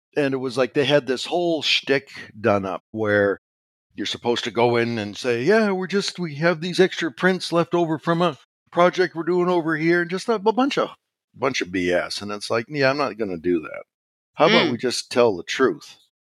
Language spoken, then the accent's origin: English; Regina, Saskatchewan, Canada; I was born in Regina, Saskatchewan, Canada